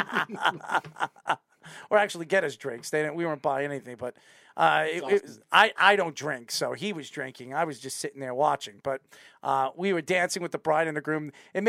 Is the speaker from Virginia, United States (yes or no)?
no; Patchogue, New York, United States; in Patchogue from where we live over here, my hometown